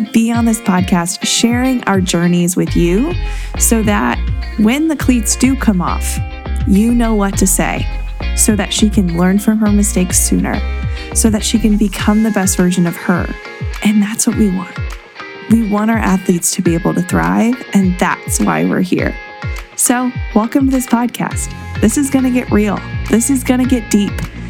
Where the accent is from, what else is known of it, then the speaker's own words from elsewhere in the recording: Fort Wayne, Indiana, United States; I'm a girl from the Midwest. I grew up in Fort Wayne, Indiana